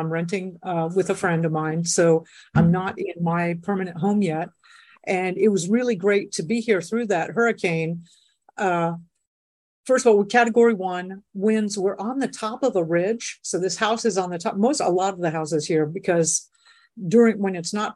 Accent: South Florida, United States; also born or lived in Colorado / Texas; now in Puerto Rico; I grew up in South Florida, so I'm like really comfortable with hurricanes

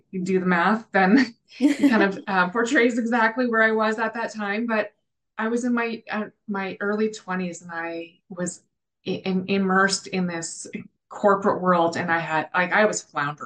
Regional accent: the Prairies, Canada; also born or lived in Calgary, Alberta; I'm the Canadian cohort on the team. And I grew up in a small town on the prairies

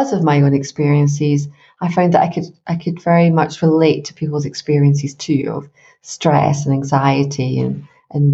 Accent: Glasgow, Scotland, United Kingdom; I grew up in Scotland

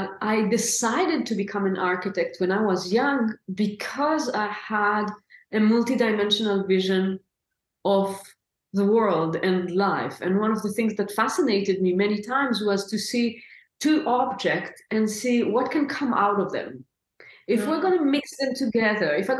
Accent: Israel; moved away as an adult; now in Portugal; originally I was born in Israel. I am now living in Portugal. It's going to be 10 years very soon

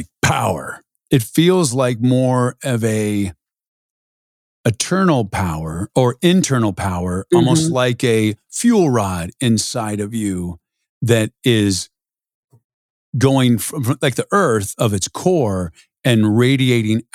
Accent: San Diego, California, United States; I grew up in San Diego

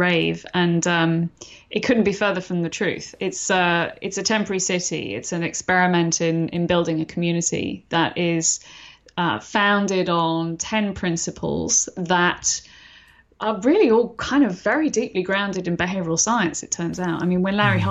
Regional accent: London, United Kingdom; London, which is where I'm from originally, as you can tell from my accent

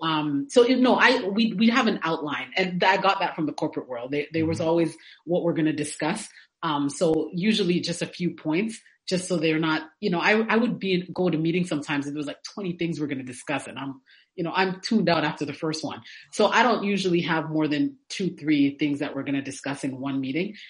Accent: Canada; now in Atlanta, United States; I was born in Canada and now I live in Atlanta

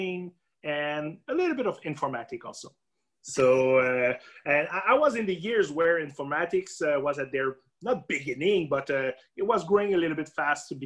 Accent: Rouyn-Noranda, Quebec, Canada; Rouyn-Noranda, my hometown, located in Abitibi.

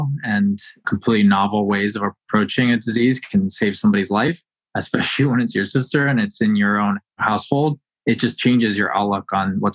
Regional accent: Northern Virginia, United States; I grew up in the Northern Virginia area

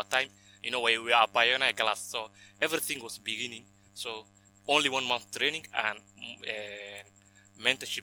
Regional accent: Dadaab, Garissa County, Kenya; also born or lived in Somalia; If you didn't know the Dab is located in the northern part of Kenya

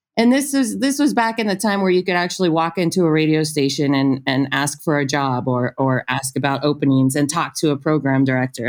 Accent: Ontario, California, United States; moved away; also born or lived in Inglewood, California / Tucson, Arizona; I grew up right outside of Los Angeles, was born in Inglewood

